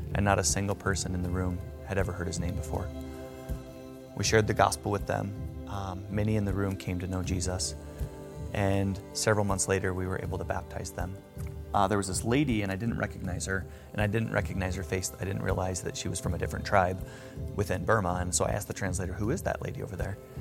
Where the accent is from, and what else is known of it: Greeley, Colorado, United States